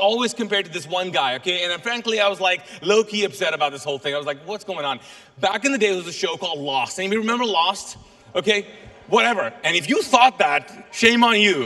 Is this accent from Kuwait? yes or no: yes; Kuwait; first language Urdu; English is a second language; now in Charlotte, United States; I'm actually Pakistani. My native language is Urdu. That's where we speak in Urdu. But I was born and raised in Kuwait